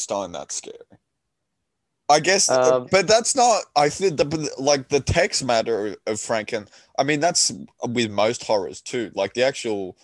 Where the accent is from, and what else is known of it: Australia